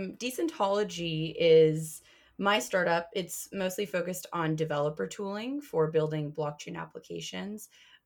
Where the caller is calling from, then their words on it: Ann Arbor, Michigan, United States; I am calling from Ann Arbor, Michigan.